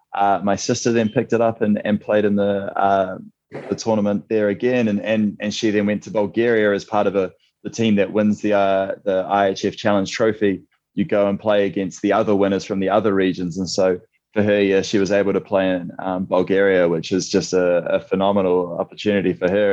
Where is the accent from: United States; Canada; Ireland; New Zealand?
New Zealand; previously played my handball uh, almost completely in Wellington uh, in New Zealand